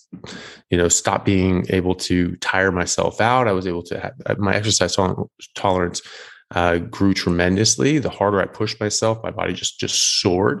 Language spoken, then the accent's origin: English; United States; moved away as an adult; also born or lived in Europe; now in Australia; I'm an American medical doctor, but I'm currently in Australia and previously lived in Europe as well